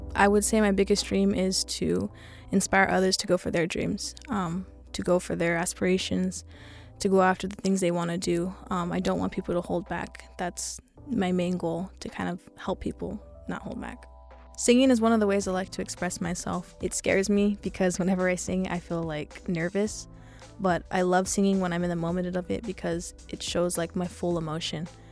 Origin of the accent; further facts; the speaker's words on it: Los Angeles, California, United States; I'm sixteen, and I'm from East L